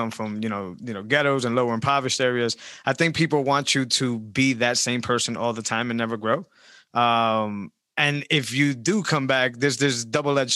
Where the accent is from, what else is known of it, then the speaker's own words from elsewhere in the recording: Worcester, Massachusetts, United States; I grew up in Great Brook Valley.